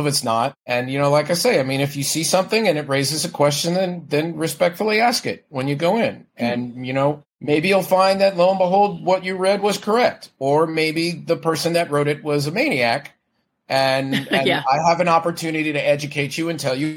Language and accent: English; Florida, United States; now in San Francisco Bay Area, United States; I grew up in Florida